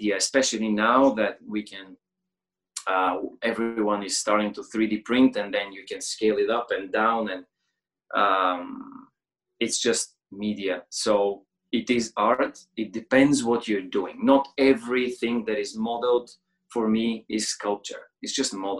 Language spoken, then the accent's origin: English; Bulgaria; I'm like from Bulgaria.